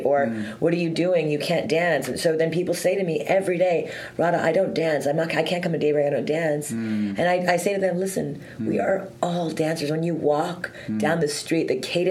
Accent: Montreal, Quebec, Canada; I'm from, born and raised in Montreal.

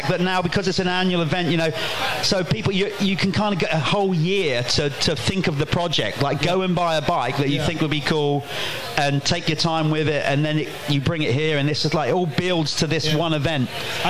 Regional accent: United Kingdom; coming round there as a British rider at the GP

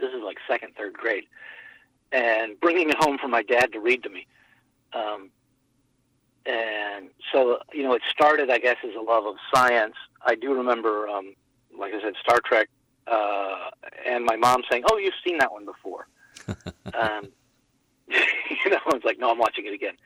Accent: Winston-Salem, North Carolina, United States; I grew up in Winston-Salem, North Carolina.

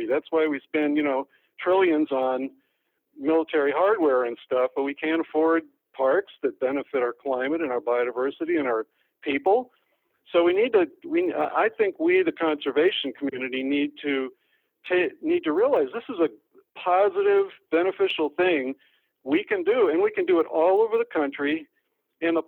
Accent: Detroit, Michigan, United States; I was from Detroit. And we didn't have any national parks nearby.

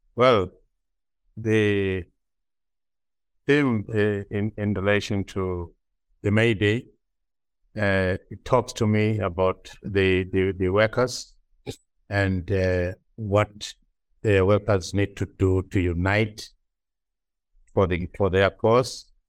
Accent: South Africa; moved away as an adult; now in Ireland; as a South African

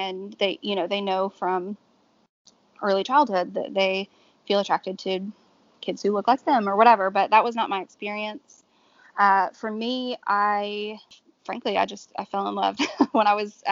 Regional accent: Georgia, United States; now in New Orleans, United States; I grew up in Georgia, so it was very Baptist

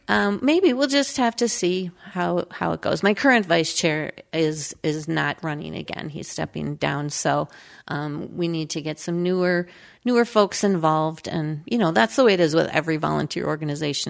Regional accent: Crystal, Minnesota, United States; also born or lived in South Dakota; I grew up in Crystal, Minnesota, with my mom

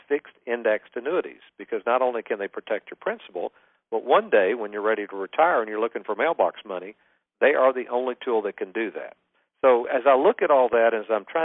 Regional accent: Lexington, Kentucky, United States; I grew up in Lexington, Kentucky

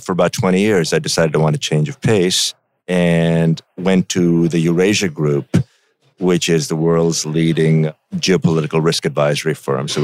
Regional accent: India; now in United States; I grew up in India

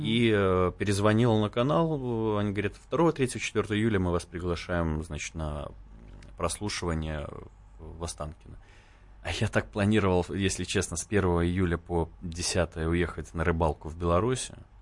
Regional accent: Belarus; Даже я белорус

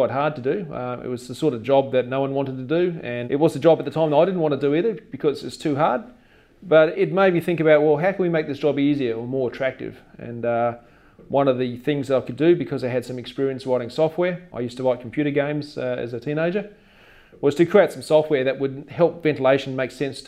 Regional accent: South Australia, Australia; I'm from South Australia originally.

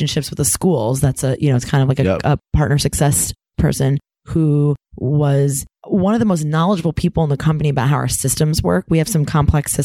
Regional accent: Ann Arbor, Michigan, United States; I was from Ann Arbor.

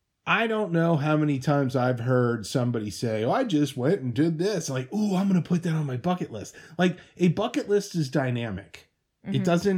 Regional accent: Midwest, United States; our youth, growing up in the Midwest.

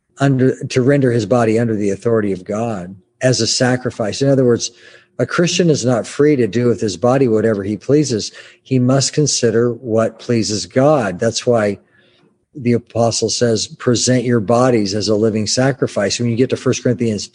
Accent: United States; I'm an American.

